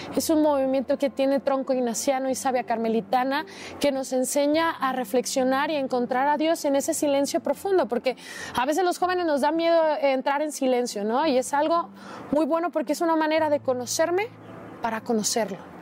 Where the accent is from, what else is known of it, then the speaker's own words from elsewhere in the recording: Guadalajara, Jalisco, Mexico; soy de Guadalajara, Jalisco